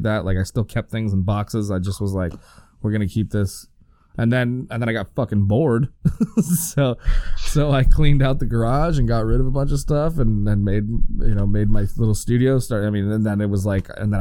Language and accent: English; El Monte, California, United States; also born or lived in Los Angeles; I'm back in my hometown again, El Monte.